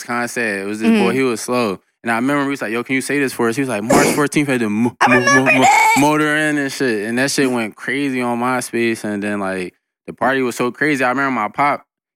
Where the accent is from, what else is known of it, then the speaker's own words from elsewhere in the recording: Philadelphia, Pennsylvania, United States; West Philly. I live around the corner from Miles